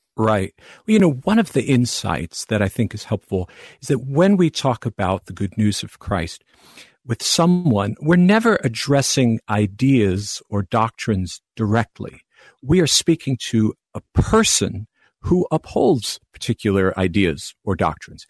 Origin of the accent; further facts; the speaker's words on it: Long Island, New York, United States; now in Naperville, United States; I hail from Long Island, New York